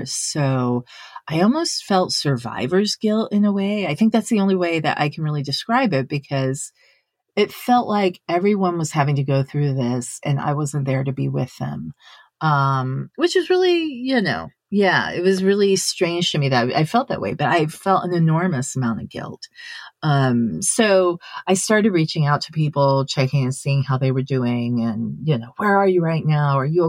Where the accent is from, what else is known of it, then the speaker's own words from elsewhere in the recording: Sendai, Miyagi, Japan; now in United States; one of my friends who I grew up with in Sendai.